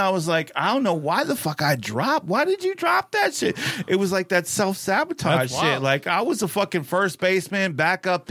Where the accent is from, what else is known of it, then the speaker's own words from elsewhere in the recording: Tucson, Arizona, United States; I was born and raised in Tucson, Arizona, so I'm always going to be an Arizona boy